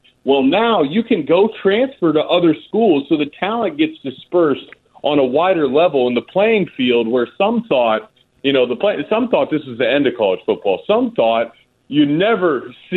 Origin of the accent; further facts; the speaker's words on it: Columbus, Ohio, United States; I was born in Columbus, Ohio